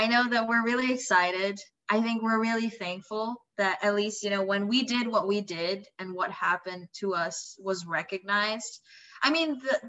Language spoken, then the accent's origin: English; Indonesia; moved away; I'm from Indonesia.